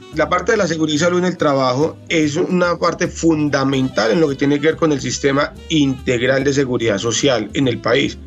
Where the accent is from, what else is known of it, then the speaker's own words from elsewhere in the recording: Calarcá, Quindío, Colombia; also born or lived in Armenia, Colombia; yo soy del departamento del Quindío, oriundo nacido en la municipalidad de Calarcá